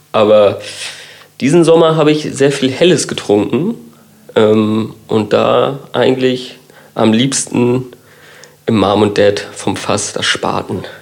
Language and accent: German; Kiel, Schleswig-Holstein, Germany; ich bin gebürtiger Kieler